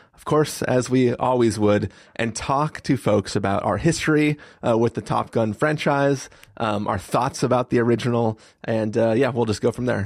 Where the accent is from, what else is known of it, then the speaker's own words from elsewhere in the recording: San Diego, California, United States; growing up in San Diego